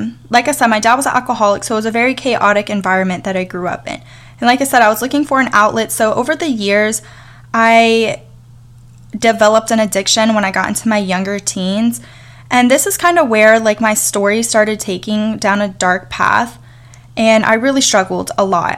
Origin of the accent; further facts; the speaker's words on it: Atlanta, Georgia, United States; now in New York, United States; I currently live in New York. I was born and raised in Atlanta, Georgia.